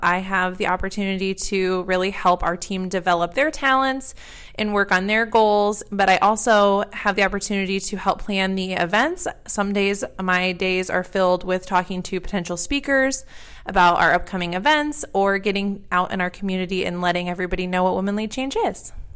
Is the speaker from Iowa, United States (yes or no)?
yes; Muscatine, Iowa, United States; moved away as an adult; also born or lived in Rochester, Minnesota / Denver, Colorado; now in Davenport, United States; I grew up in Muscatine, lived ten years